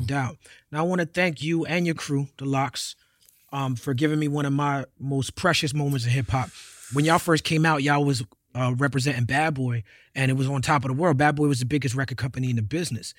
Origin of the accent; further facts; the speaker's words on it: New York City, New York, United States; We was born into it in New York City.